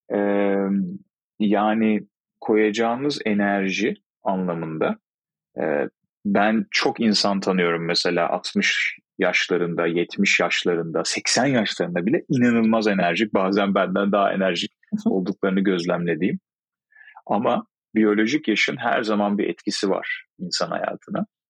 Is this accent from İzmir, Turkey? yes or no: yes; İzmir, Turkey; Aslen İzmirliyim.